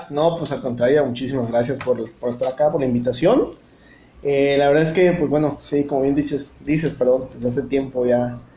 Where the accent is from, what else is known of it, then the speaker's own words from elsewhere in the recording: Chiapas, Mexico; moved away; also born or lived in Tabasco; Eh, soy nativo de, aquí de Chiapas, aunque viví mucho tiempo en Tabasco y probablemente el acento aún lo tenga eh, marcado, pero este, obviamente estimo mucho a Tabasco, pero bueno, mi corazón es de aquí de Chiapas. Así es que, eh, pues bueno, aquí resido actualmente.